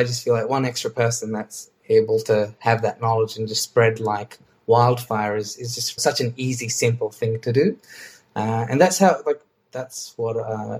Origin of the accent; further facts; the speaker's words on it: Australia; because being an Australian, we have a lot more knowledge and skills that we can share in these sessions than you guys think